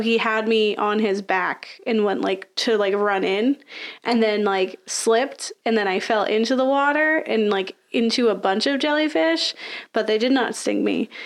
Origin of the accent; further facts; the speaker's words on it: Florida, United States; I'm from Florida, so I grew up with the ocean.